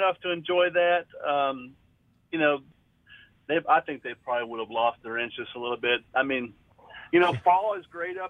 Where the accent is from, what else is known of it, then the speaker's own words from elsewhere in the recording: Jacksonville, Florida, United States; also born or lived in Miami; now in Wisconsin, United States; I was a Navy brat. I was born in Miami and raised in Jacksonville.